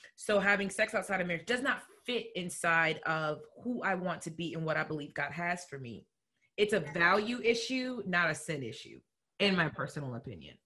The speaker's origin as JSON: {"language": "English", "area": "Chicagoland area", "region": "Illinois", "country": "United States", "said": "I'm from the Chicagoland area, but home was um in the suburbs."}